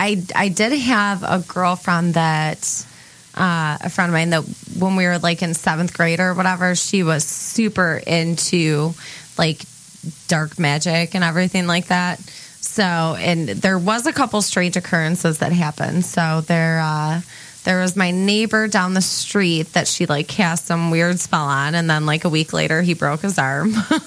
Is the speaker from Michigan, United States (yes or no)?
yes; St. Clair Shores, Michigan, United States; I grew up in St. Clair Shores and hung out in Harper Woods a lot.